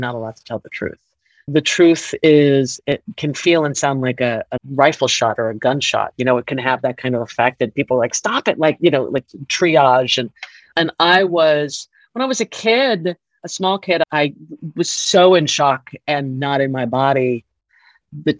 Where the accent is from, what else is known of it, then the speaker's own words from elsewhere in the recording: Miami, Florida, United States; I grew up in Miami.